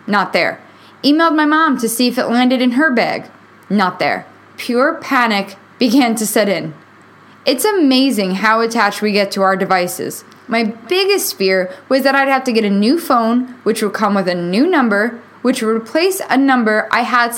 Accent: New York, United States; moved away as an adult; now in Nashville, United States; Being born and raised in New York

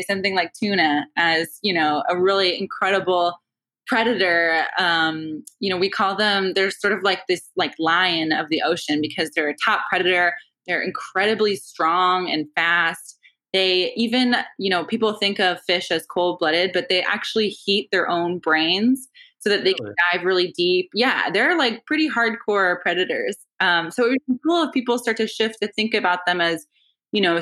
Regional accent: Maine, United States; growing up in Maine

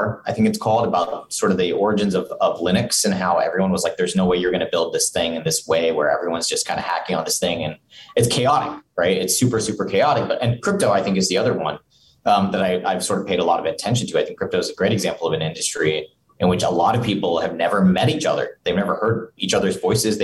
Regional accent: Singapore; now in Provo, United States; growing up in Singapore

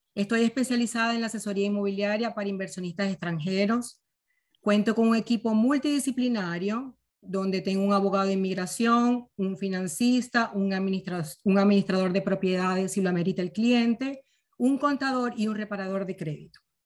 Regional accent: Venezuela; moved away as an adult; now in United States; antes de yo venirme a los Estados Unidos, nosotros teníamos el dinero para invertir y llegamos a un banco, ¿ok? Como venezolanos

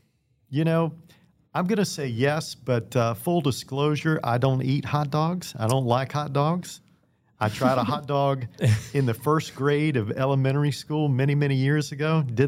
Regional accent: Danville, Virginia, United States; I grew up in Danville.

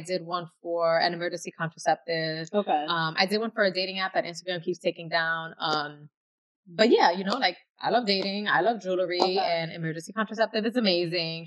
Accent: New York City, New York, United States; I'm from the East Bronx, I'm from Castle Hill, and I went to school in the South Bronx

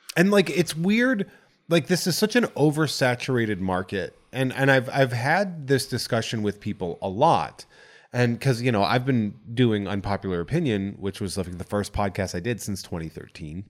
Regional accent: central Massachusetts, United States; accent: Boston; I grew up on a farm in central Massachusetts.

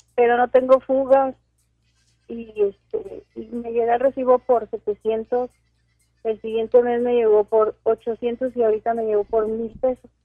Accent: Mexico; now in Ciudad Juárez, Mexico; soy una mexicana muy contenta

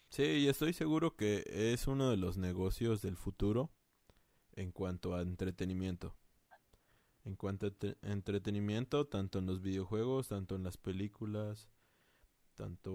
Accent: Mexico; somos mexicanos

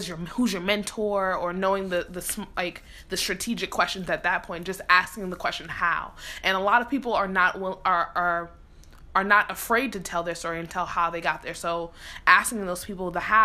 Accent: New York City, New York, United States; moved away as an adult; also born or lived in Philadelphia, Pennsylvania; growing up in the Bronx

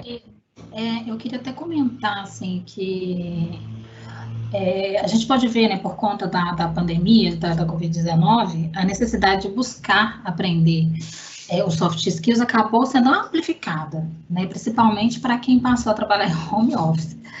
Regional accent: Belo Horizonte, Minas Gerais, Brazil; Eu sou mineira de Belo Horizonte

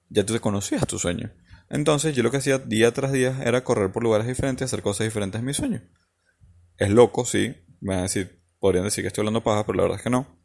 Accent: Falcón, Venezuela; Eh, yo viví cuando era pequeño en la playa, en Falcón, en Venezuela.

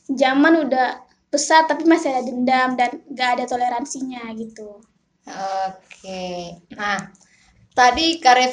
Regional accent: Sorong, Southwest Papua, Indonesia; kalau aku sendiri kan aku juga besarnya di Sorong gitu jadi kayak udah lihat teman-teman yang dari Papua tuh kayak udah biasa aja gitu karena aku besarnya juga di sana gitu

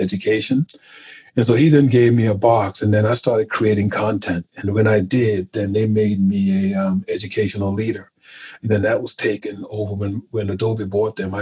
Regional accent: South Carolina, United States; moved away as an adult; now in England; I'm from South Carolina

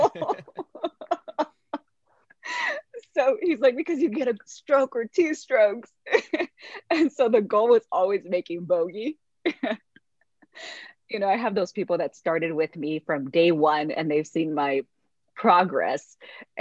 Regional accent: Mexico; moved away; I grew up really poor and I'm originally from Mexico. So I'm a Mexican immigrant

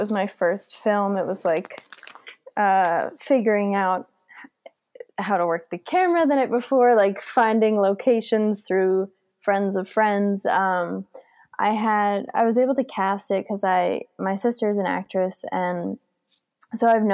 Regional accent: New Jersey, United States; I'm from New Jersey

